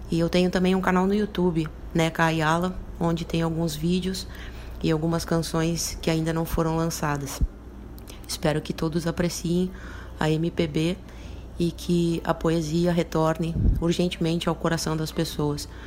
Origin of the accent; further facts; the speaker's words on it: Rio Grande do Sul, Brazil; sou gaúcha